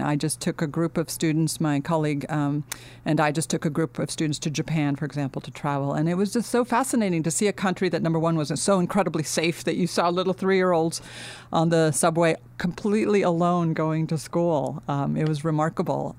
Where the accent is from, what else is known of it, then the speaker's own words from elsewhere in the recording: Finland; also born or lived in United States / London, United Kingdom; now in Los Angeles, United States; I grew up in Finland, uh, but my, um, I was born in the United States, and when we were a year old, my twin brother and I, uh, we ended up going back to Finland.